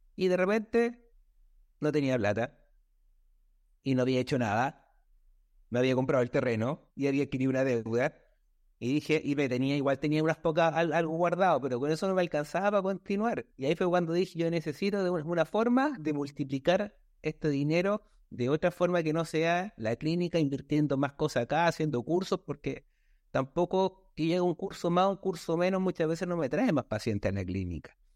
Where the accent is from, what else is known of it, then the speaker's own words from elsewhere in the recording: Villa Alemana, Valparaíso, Chile; soy de Chile, de la ciudad de Alemana, aquí el sector de la quinta región de Valparaíso, cerca de Viña del Mar